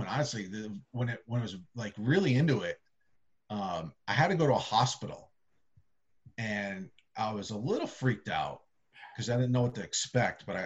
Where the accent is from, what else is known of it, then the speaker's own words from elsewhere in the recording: Massachusetts, United States; I grew up a Yankees and Giants fan in the state of Massachusetts. And I I grew up in central Massachusetts, and believe it or not, it's a different type of accent than the Boston accent.